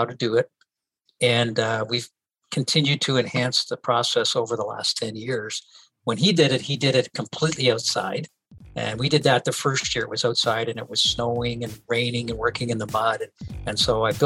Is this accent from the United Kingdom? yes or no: no; Northern Ontario, Canada; moved away as an adult; also born or lived in Windsor, Ontario; now in Newmarket, Canada; I was born in Northern Ontario in a small mining community called Hawaii, Ontario